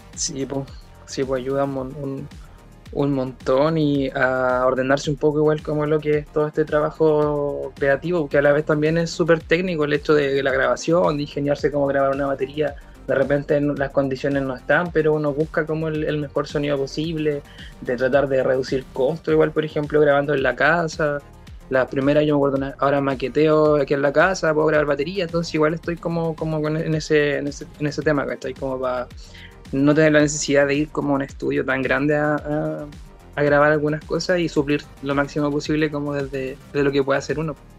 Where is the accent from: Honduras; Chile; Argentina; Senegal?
Chile; Coronel, Biobío; somos del Coronel, somos del, nos conocimos en el colegio